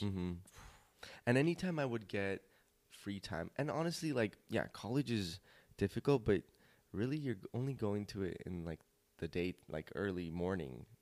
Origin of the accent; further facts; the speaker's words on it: Glendale, California, United States; also born or lived in North Hollywood; I was born in North Hollywood, raised in Glendale.